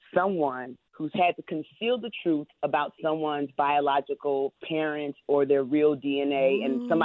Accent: the South, United States; I'm from the South

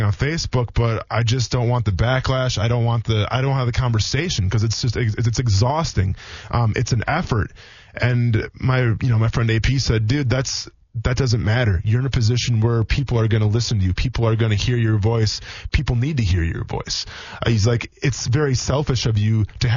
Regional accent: Wisconsin, United States; moved away; a lot of people that I grew up with in Wisconsin, where I came from

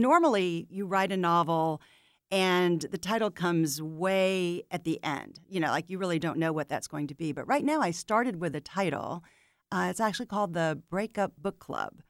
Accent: St. Pete Beach, Florida, United States; moved away as an adult; now in Atlanta, United States; I grew up on St. Pete Beach, which is on the west coast of Florida

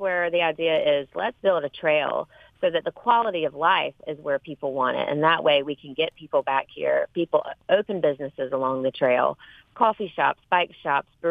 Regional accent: Sandersville, Georgia, United States; also born or lived in Athens, Georgia; we moved back home to my hometown, Sandersville

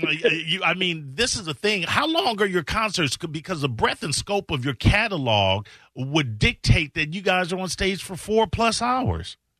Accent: Chicago, Illinois, United States; I'm from Chicago, born and raised

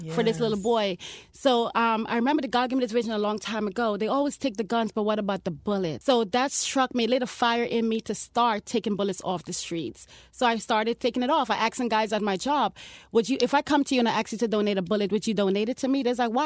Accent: New York City, New York, United States; moved away as an adult; also born or lived in Guyana / Hollywood, Florida; now in Miami, United States; I'm from Guyana, but I was raised in Brooklyn. I grew up in Brooklyn, New York.

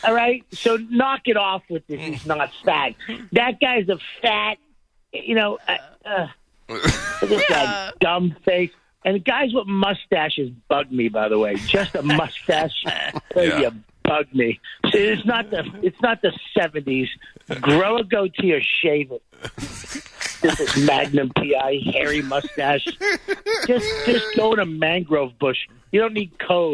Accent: Boston, Massachusetts, United States; moved away; I'm from Boston

